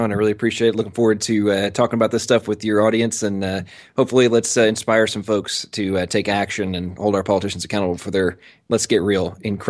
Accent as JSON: {"language": "English", "region": "England", "country": "United Kingdom", "tie": "born or raised there", "said": "I'm American, but I was born and raised in England. My father was a military contractor, and they moved over there about 10 days before I was born."}